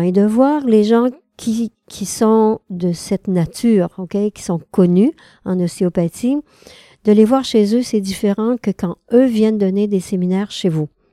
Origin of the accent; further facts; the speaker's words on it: Quebec, Canada; Je suis québécoise